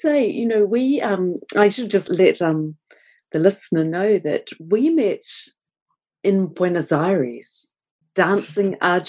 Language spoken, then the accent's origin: English; Canada; And actually, one thing I should say, being a Canadian, is when … passed away, the first person I thought of was you